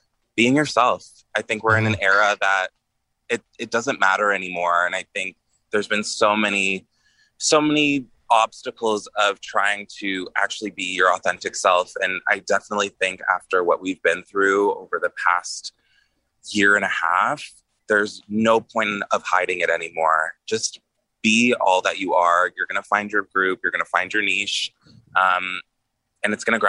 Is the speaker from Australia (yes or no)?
no; Toronto, Ontario, Canada; moved away as an adult; now in Los Angeles, United States; I'm from Scarborough